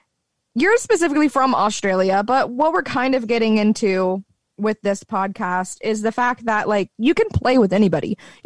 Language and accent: English; Southern US, United States; accent: Southern; I have a slight twinge of a Southern accent